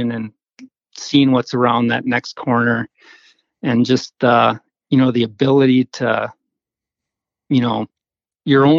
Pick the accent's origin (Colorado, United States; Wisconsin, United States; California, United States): Wisconsin, United States; Madison; now in Upper Peninsula, Michigan, United States; I grew up in Madison, Wisconsin